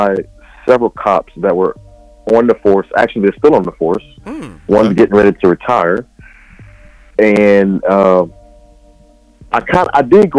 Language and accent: English; Thibodaux, Louisiana, United States; I hail from South Louisiana, a little town called Thibodaux. And let's see, I'm the middle child of 11. What else? Oh, I'm a photographer. I'm a regular churchgoer.